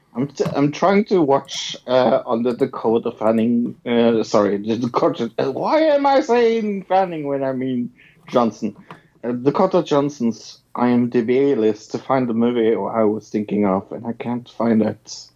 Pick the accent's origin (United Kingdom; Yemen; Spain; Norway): Norway; I'm from Norway